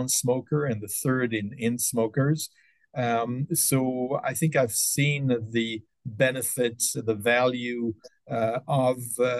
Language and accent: English; French-speaking part of Switzerland, Romandy, Switzerland; moved away as an adult; also born or lived in Stockholm, Sweden / New York, United States; now in Detroit, United States; I grew up in the French-speaking part of Switzerland and started medical school in Switzerland